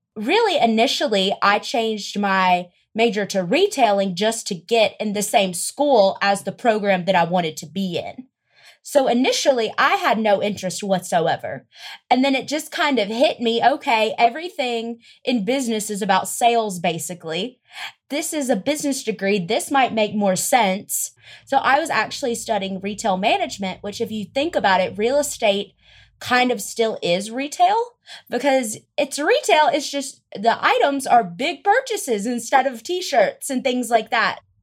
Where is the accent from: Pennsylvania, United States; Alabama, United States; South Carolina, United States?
South Carolina, United States; Greenwood; moved away as an adult; now in Los Angeles, United States; I am originally from Greenwood, South Carolina. It is an extremely small town